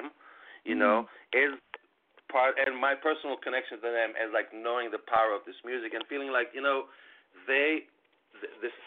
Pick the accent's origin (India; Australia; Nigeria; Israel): Israel; moved away; I was born in Israel